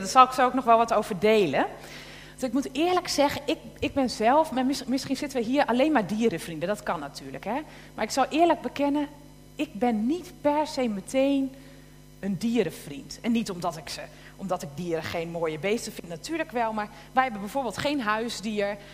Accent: Tolbert, Groningen, Netherlands; moved away; ik opgegroeid ben in, uh, in Tolbert

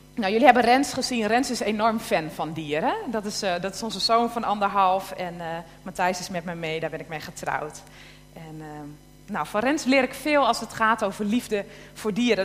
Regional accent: Tolbert, Groningen, Netherlands; moved away; ik opgegroeid ben in, uh, in Tolbert

